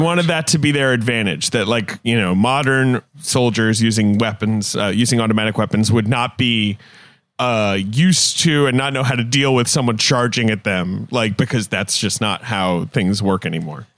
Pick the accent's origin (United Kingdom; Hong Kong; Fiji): United Kingdom; London; moved away; also born or lived in United States; I grew up in London